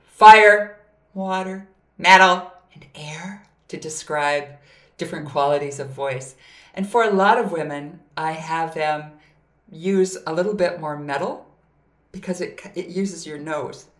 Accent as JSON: {"language": "English", "region": "Minnesota", "country": "United States", "tie": "born or raised there", "said": "I grew up in Minnesota"}